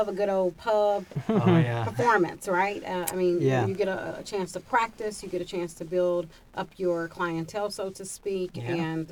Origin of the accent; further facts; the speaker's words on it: Central Kentucky, United States; I'm originally from here